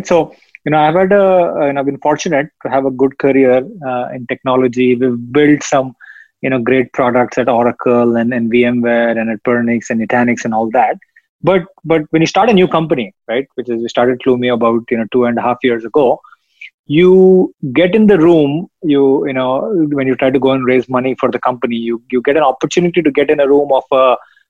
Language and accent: English; India; moved away as an adult; now in United States; I grew up in India. I spent the first 20 years of my life there.